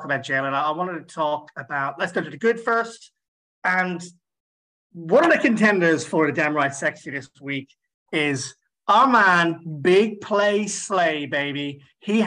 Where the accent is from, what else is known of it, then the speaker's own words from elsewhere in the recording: Ireland; I'm Irish.